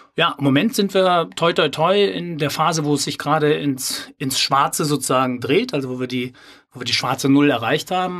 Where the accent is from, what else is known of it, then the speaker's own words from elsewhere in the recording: Sauerland, North Rhine-Westphalia, Germany; moved away as an adult; also born or lived in Cologne; ich bin ja gebürtiger Sauerländer